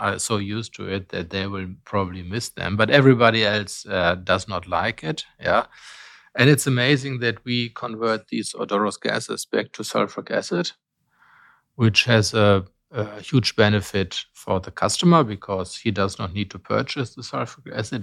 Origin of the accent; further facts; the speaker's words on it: Bonn, North Rhine-Westphalia, Germany; I was born in Bonn in Germany when it was still capital